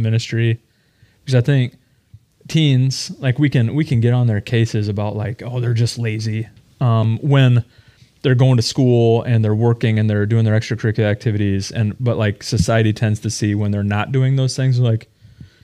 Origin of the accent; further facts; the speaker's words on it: Midwestern American, United States; a Midwestern American